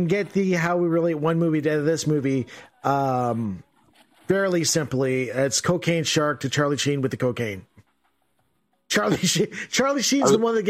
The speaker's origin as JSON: {"language": "English", "country": "Canada", "said": "That's how you know we're Canadian, eh?"}